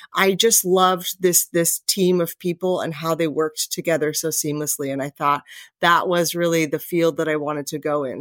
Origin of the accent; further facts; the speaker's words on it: Anchorage, Alaska, United States; moved away as an adult; also born or lived in Las Vegas, Nevada; now in Camas, United States; I grew up in Anchorage, Alaska.